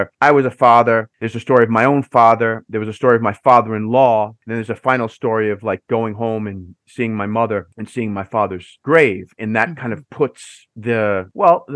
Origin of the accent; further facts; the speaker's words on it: New York City, New York, United States; moved away as an adult; now in Seville, Spain; I was born and raised on Staten Island in the outer boroughs.